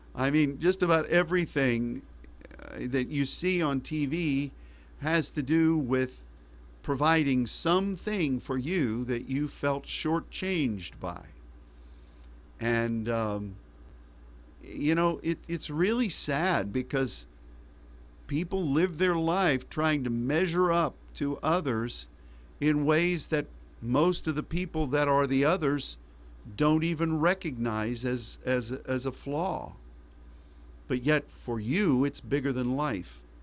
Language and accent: English; United States; As an American